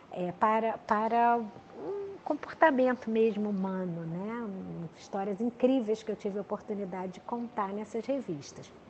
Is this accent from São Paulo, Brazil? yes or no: no; Rio de Janeiro, Brazil; sou carioca, nasci no Rio de Janeiro, é, pai militar, mãe é, executiva, né?